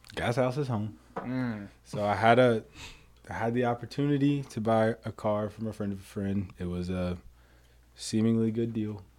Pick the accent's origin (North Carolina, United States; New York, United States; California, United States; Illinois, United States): North Carolina, United States; Gastonia; moved away as an adult; now in Louisville, United States; I am from Gastonia